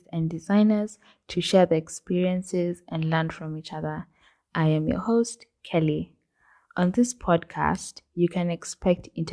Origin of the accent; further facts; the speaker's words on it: Kenya; I'm from Kenya